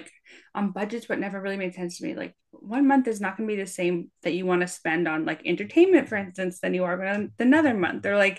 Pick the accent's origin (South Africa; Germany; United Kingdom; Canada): Canada; I'm Canadian